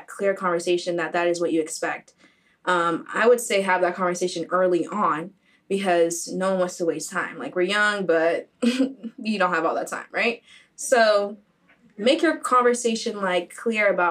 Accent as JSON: {"language": "English", "country": "Haiti", "said": "from Haiti"}